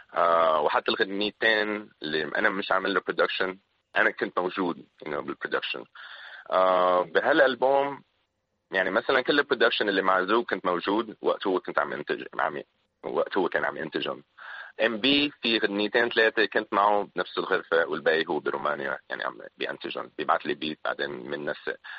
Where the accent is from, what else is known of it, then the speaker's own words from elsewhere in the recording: Syria; also born or lived in Philippines; now in Lebanon; انا هون بلبنان كسوري